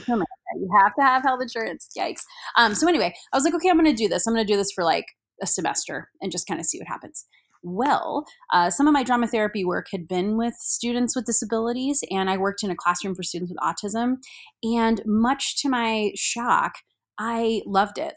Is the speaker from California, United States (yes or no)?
no; Salina, Kansas, United States; I grew up in Salina along with Carrie, uh, Gilchrist